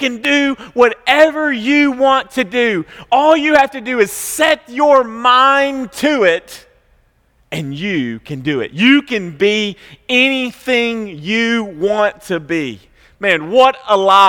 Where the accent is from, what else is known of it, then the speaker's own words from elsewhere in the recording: Franklin, Tennessee, United States; we grew up in Franklin, which was much more like 90210 than it was South Central Kentucky